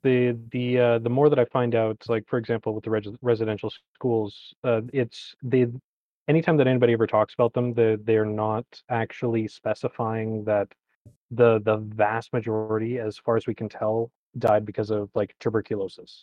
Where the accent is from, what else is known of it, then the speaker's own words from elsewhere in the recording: Canada; No, I'm Ca, I'm Canadian.